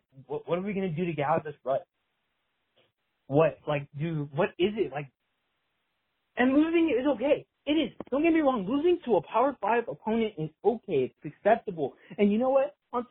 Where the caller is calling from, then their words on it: Harlingen, Texas, United States; from Harlingen, Texas, you know, South Texas, real rural. You know, a bunch of Mexicans down here